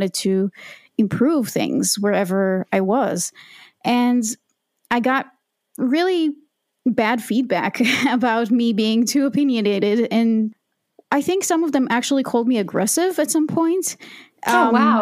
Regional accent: Israel; I was born and raised in Israel

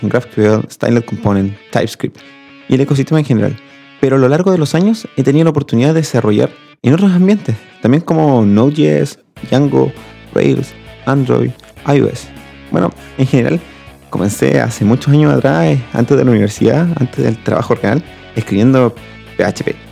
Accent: Chile; also born or lived in Talca; soy chileno y vivo en Talca

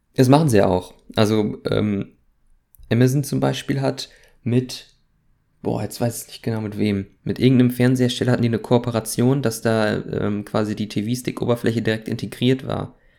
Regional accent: Germany; als gebürtiger Deutscher

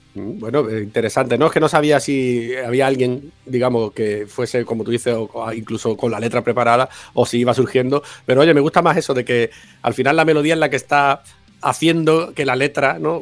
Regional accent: Málaga, Andalusia, Spain; soy de Málaga

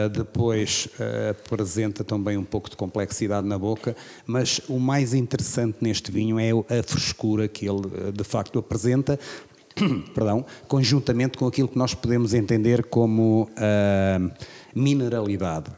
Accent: Figueira de Castelo Rodrigo, Guarda, Portugal; also born or lived in Bairrada / Coimbra; cresci aqui em Figueira de Castelo Rodrigues

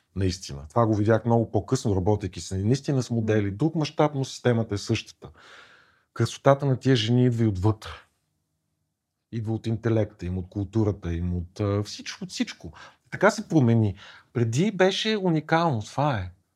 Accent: Kyustendil, Kyustendil Province, Bulgaria; в малкия град, от който съм от Кюстендил

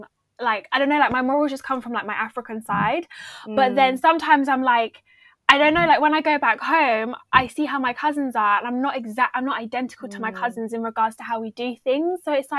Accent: Cambridgeshire, East of England, United Kingdom; my mum is obviously Black African and my dad is whiter than white. I grew up in Cambridgeshire, which we all speak a certain way

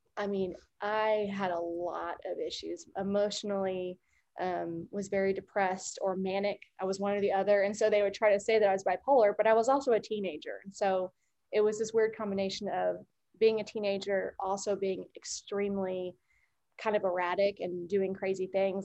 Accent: Norman, Oklahoma, United States; I grew up in Norman, Oklahoma

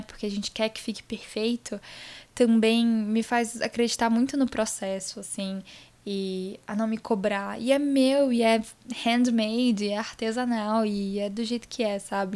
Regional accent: Vitória, Espírito Santo, Brazil; also born or lived in Itaquera, São Paulo; now in São Paulo, Brazil; viajei para Vitória, que é onde eu nasci, onde está minha família

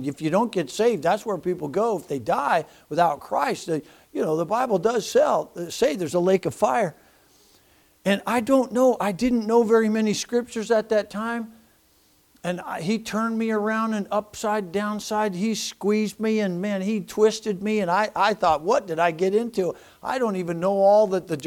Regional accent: United States; I'm an American

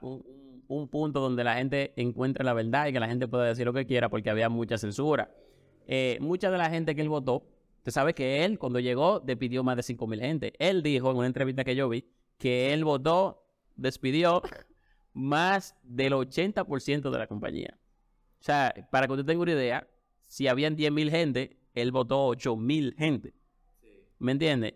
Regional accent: Dominican Republic

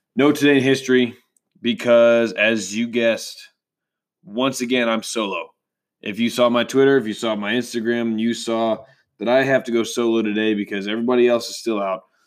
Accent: Texas, United States; as a Texan

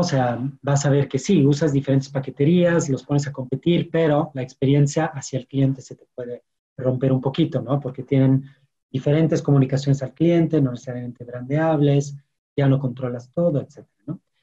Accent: France; Spanish is a second language; moved away as an adult; also born or lived in London; now in Mexico; yo soy francés y llegué a México hace ocho, años

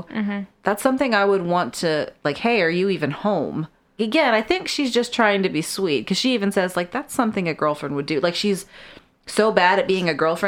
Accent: United States; we're American

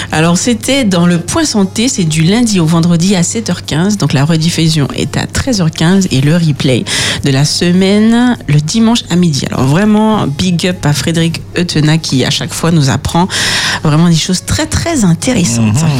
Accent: south of France, France; accent: southern French; c'est mon accent du sud de la France

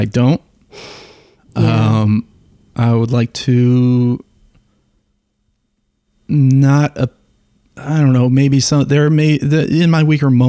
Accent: Toledo, Ohio, United States; I grew up in Ohio

